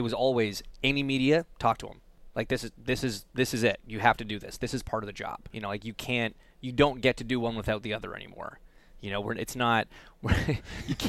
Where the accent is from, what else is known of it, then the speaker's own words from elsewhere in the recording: Canada; as a Canadian